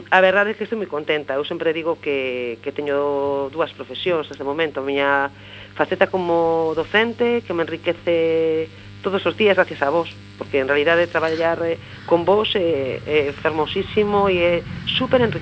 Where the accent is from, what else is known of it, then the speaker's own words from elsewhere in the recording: Vigo, Galicia, Spain; first language Spanish; Galician is a second language; also born or lived in Santiago de Compostela; Eu son, eh, a miña lengua materna, eu son nacín en Vigo. Eh, eh, os meus, a, meu, a, a miña nai, o meu pai, educaronme en, en, en castelán. Eh, a miña lingua materna de feito é o castelán